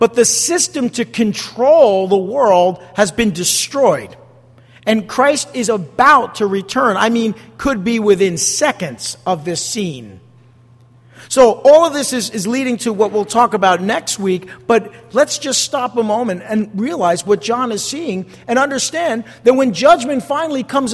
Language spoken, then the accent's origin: English; United States; I am an American